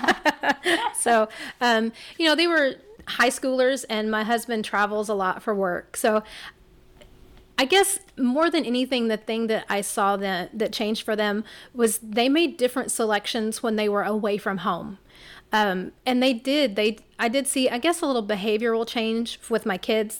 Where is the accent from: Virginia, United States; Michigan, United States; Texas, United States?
Texas, United States; Rockport; Hurricane Harvey hit my hometown in Rockport, where I live.